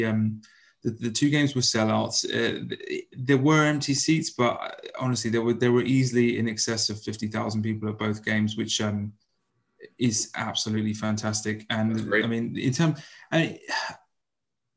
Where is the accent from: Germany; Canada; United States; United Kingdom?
United Kingdom; as British baseball fans